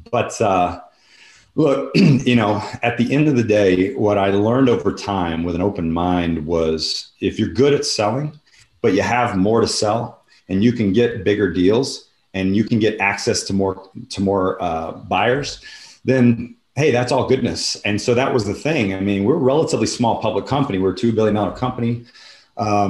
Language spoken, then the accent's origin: English; Houston, Texas, United States; my hometown of Houston